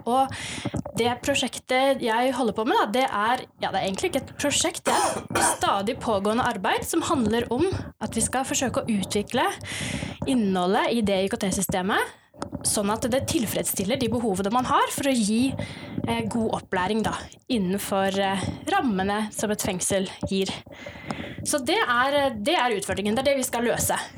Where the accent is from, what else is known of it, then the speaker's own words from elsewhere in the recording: Oslo, Norway; also born or lived in Stord; Og så er jeg egentlig født her på Vestlandet, på Stord, men jeg har vokst opp i Oslo.